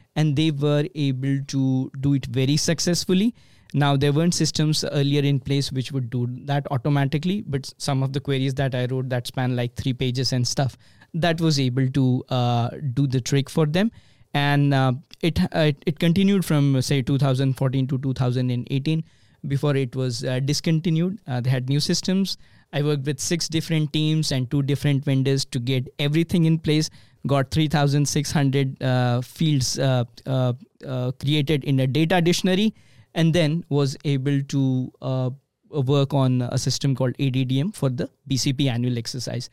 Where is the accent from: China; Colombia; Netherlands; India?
India; Mumbai, Maharashtra; moved away as an adult; also born or lived in Omaha, Nebraska; now in Bay Area, California, United States; Born and raised in India, obviously, in a city which has more than twenty million people faster than New York. It's called Mumbai